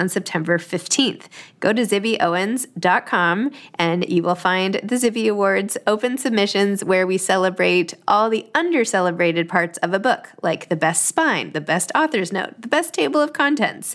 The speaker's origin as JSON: {"language": "English", "town": "New York City", "region": "New York", "country": "United States", "tie": "born or raised there", "said": "I grew up in New York City"}